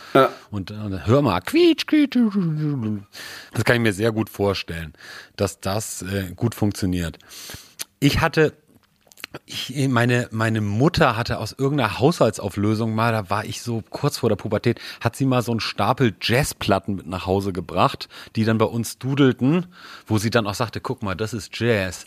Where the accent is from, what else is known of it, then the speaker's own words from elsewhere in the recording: Hamburg, Germany; wir sind ja beide in Hamburg aufgewachsen